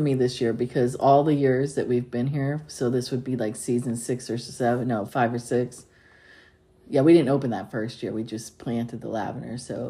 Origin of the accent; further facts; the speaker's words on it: the California coast, United States; I grew up on the California coast